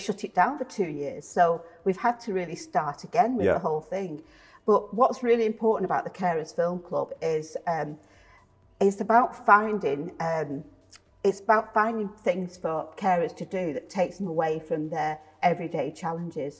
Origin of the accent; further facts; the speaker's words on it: Salford, North West England, United Kingdom; moved away as an adult; now in Leigh, United Kingdom; I've lived in Lee for 30 years, but I'm originally from Salford.